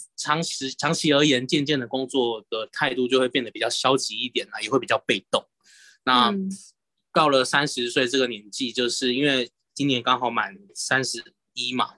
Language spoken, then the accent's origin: Chinese; Keelung, Taiwan; 因为我是基隆人嘛